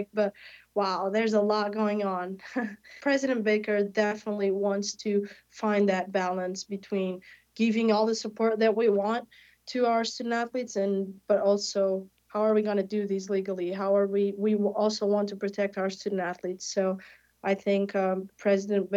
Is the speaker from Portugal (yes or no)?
yes; Portugal; moved away as an adult; now in Tampa, United States; I am a kid from Portugal. I'm 20 years old, and I had never been in America before coming here